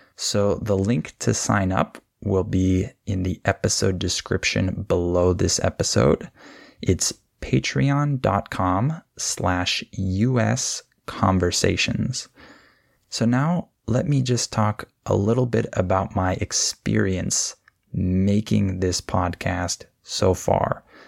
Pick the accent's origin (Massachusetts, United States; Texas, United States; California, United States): California, United States; I'm from California. This is where I was born and raised